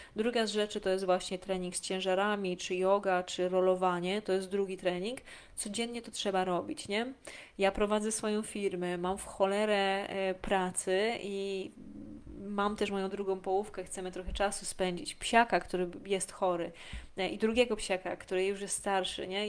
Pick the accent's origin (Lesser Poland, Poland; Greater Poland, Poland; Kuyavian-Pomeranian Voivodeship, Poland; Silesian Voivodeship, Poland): Lesser Poland, Poland; a small village in; ja pochodzę z małej wsi w Małopolsce